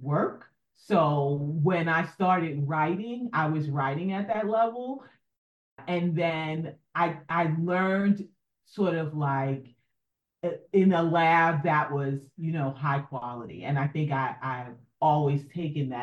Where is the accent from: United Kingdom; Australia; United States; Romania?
United States; New York City, New York; I grew up in New York City